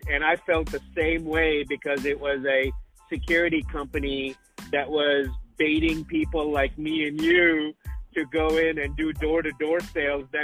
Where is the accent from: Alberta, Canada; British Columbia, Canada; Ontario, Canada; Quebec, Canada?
Ontario, Canada; Sudbury; I grew up in northern Canada. It's called Sudbury